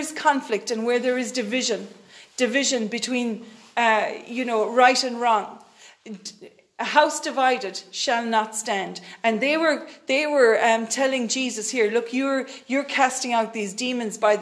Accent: Ireland; we're Irish people

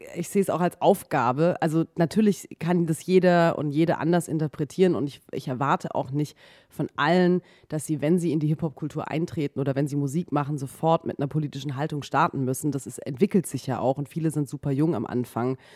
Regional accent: Baden-Württemberg, Germany; moved away as an adult; now in Berlin, Germany; Ich komme ursprünglich aus Baden-Württemberg

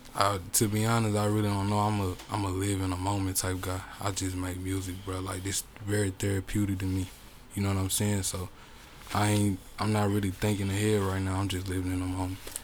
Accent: Chicago, Illinois, United States; also born or lived in Tulsa, Oklahoma; now in Bartlesville, United States; I'm from Chicago, but I lived in Tulsa for many years

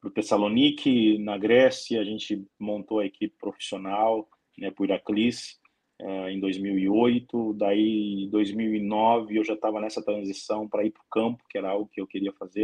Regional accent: Brazil; moved away as an adult; now in Ukraine; eu não sou europeu, sou brasileiro, estou 15 anos morando na Ucrânia

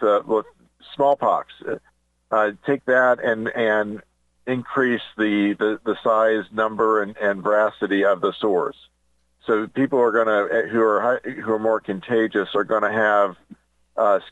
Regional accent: Indianapolis, Indiana, United States; moved away; a doctor's office that I went to growing up in Indianapolis

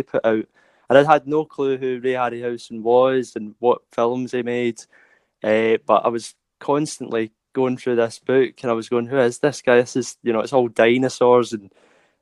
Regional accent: Glasgow, Scotland, United Kingdom; I'm from Glasgow in Scotland

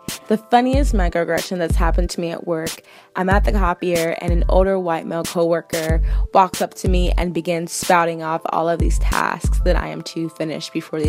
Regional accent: Ethiopia; Just to give you a background on the story, I am originally from Ethiopia.

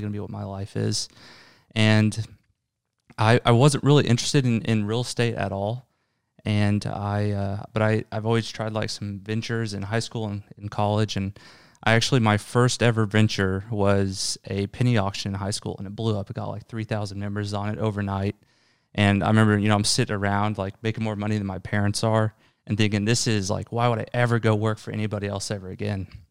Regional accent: Tulsa, Oklahoma, United States; I'm from Tulsa, my family's here

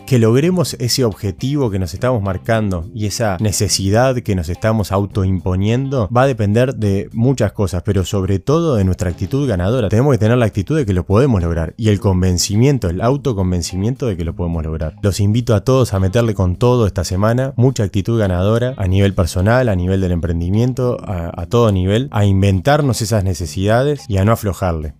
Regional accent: Uruguay; soy uruguayo

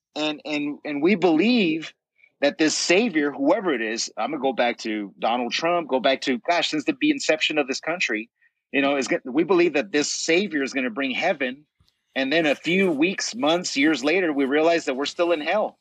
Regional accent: United States; as American people

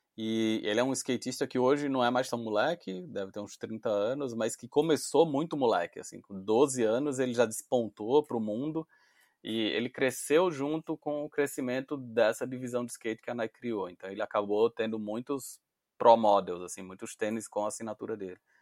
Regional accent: Recife, Pernambuco, Brazil; pelo meu sotaque você já ouviu que eu não sou de São Paulo, eu sou de Recife

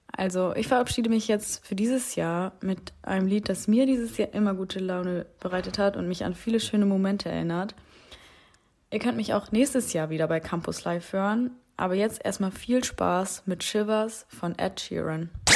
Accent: Cuxhaven, Lower Saxony, Germany; moved away as an adult; now in Wilhelmshaven, Germany; auf meiner alten Schule in meinem Heimatort Cuxhaven gearbeitet

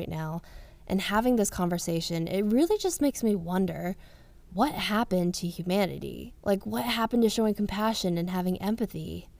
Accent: the South, United States; I came from the South and I was very whitewashed. I didn't really know what it was like to hang out with a big group of Asian people

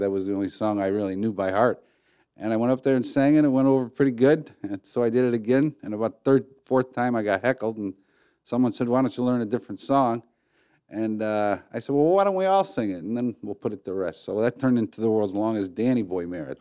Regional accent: Highland Park, Michigan, United States; I was born in Highland Park, and, uh, Highland Park is my home

